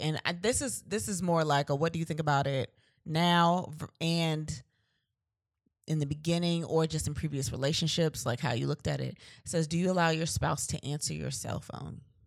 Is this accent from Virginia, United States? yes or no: yes; Virginia Beach, Virginia, United States; We're from Virginia. We're from V A, Virginia Beach